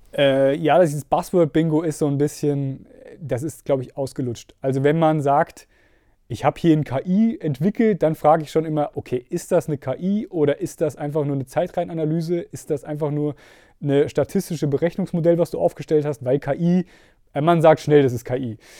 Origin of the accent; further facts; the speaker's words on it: Steffenberg, Hesse, Germany; now in Gießen, Germany; Mittelhessen ist tatsächlich meine Heimat. Ich bin, glaube ich, einer der wenigen, der niemals rausgekommen ist. Also ich aufgewachsen in äh, Steffenberg